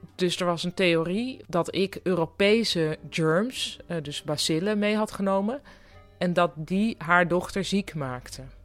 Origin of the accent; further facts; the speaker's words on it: Netherlands; ik kwam uit Nederland